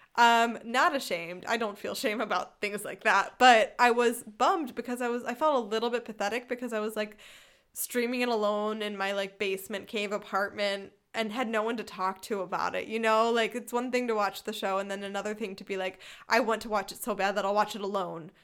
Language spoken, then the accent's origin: English; Philadelphia, Pennsylvania, United States; accent: city northeastern; moved away as an adult; now in Germany; I'm from Philadelphia. I grew up in a family of the exact kind of Philadelphia sports fans